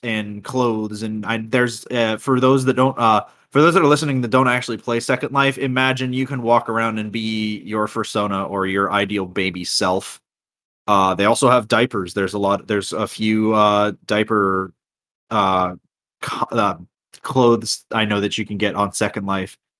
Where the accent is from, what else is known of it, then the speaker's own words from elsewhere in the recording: Florida, United States; I'm from Florida.